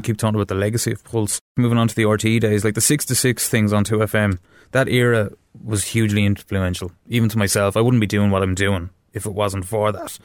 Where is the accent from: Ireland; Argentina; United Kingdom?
Ireland; Wexford, Leinster; I'm from Wexford town